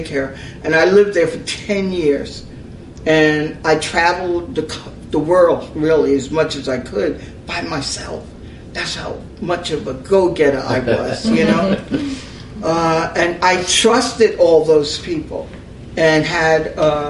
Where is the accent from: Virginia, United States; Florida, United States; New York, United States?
New York, United States; North Amityville; moved away; I was born in New York, raised in North Amityville